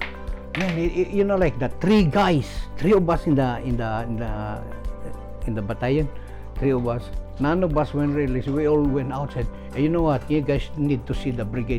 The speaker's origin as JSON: {"language": "English", "country": "Philippines", "tie": "born or raised there", "moved": "yes", "said": "I was born in the Philippines"}